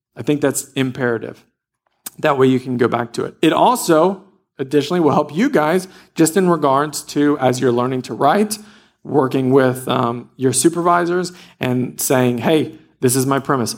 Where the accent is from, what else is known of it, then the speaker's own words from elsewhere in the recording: Louisiana, United States; I grew up in Louisiana, and every day we played in the woods